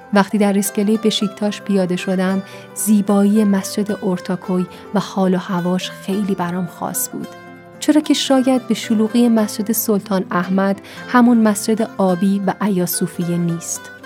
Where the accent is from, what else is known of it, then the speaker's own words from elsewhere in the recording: Iran; اهل کجایی جواب میدم ایران